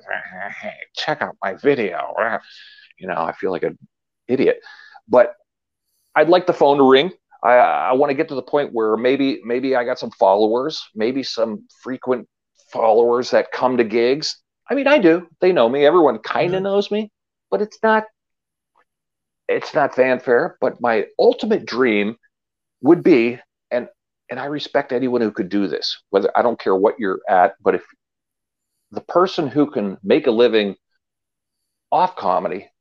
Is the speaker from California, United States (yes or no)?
no; Erie, Pennsylvania, United States; I'm born and bred in Erie, and I love Erie